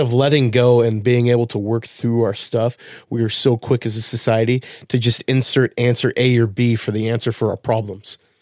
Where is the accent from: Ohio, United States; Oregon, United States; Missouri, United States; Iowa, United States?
Oregon, United States; Wilsonville; moved away; I lived in Wilsonville as a kid